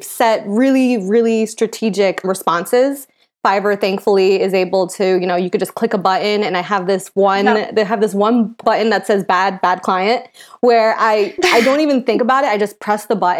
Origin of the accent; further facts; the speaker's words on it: upstate New York, United States; I'm originally from New York. I was from upstate New York. And then I moved into the city